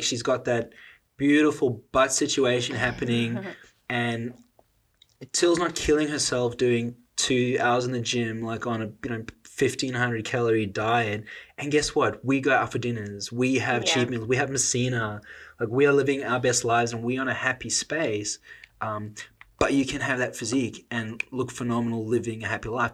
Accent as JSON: {"language": "English", "country": "South Africa", "said": "I'm South African. Like, we grow up around food"}